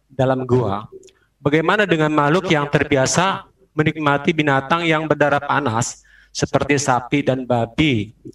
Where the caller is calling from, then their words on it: Tangerang, Banten, Indonesia; Saya dari Tangerang Bante.